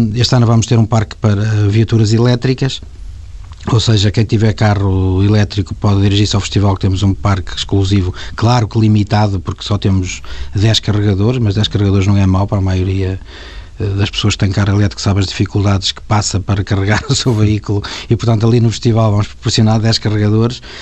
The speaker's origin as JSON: {"language": "Portuguese", "town": "Paredes de Coura", "region": "Norte", "country": "Portugal", "tie": "born or raised there", "said": "eu que venho do campo, não é? de paredes de cor, que, que já fazemos paredes de cor há 25 anos, tantas e tantas vezes me sinto naquele parque como se estivesse na minha, na minha terra"}